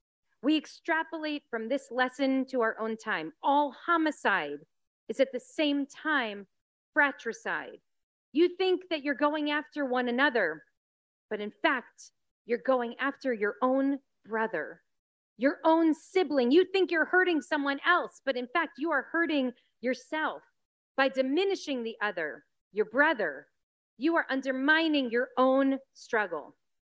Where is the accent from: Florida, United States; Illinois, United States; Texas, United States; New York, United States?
New York, United States; now in Los Angeles, United States; You know, I'm a New Yorker at heart, or I was once, but this is what I love about Los Angeles.